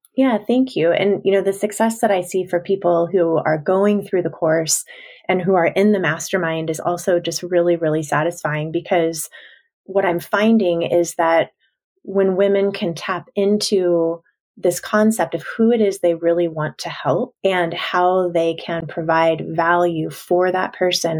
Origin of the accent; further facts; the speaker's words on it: Washington, United States; my hometown in Washington state